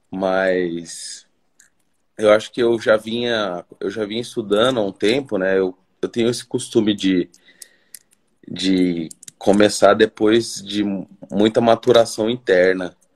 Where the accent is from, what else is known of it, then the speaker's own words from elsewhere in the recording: Cuiabá, Mato Grosso, Brazil; Cara, eu sou de Cuiabá, Mato Grosso.